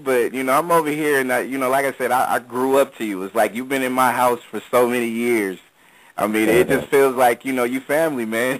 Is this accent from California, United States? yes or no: yes; California, United States